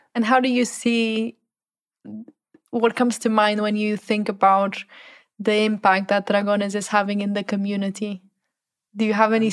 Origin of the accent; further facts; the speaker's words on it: Portugal; I come from Portugal where there's a big culture of soccer